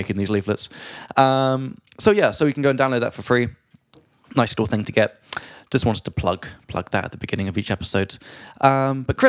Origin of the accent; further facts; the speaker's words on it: England, United Kingdom; now in Prague, Czech Republic; from England